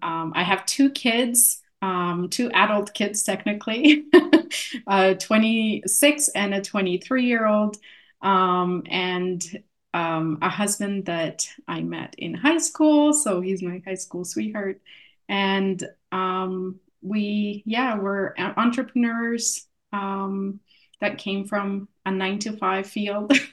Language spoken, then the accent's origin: English; Canada; accent: Polish; also born or lived in Poland; came into Canada um, in 87, so in the 80s, late 80s, um, and was raised most of my life here